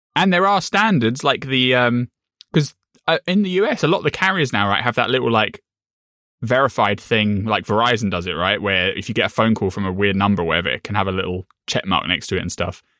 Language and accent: English; United Kingdom; I'm British, I'm not American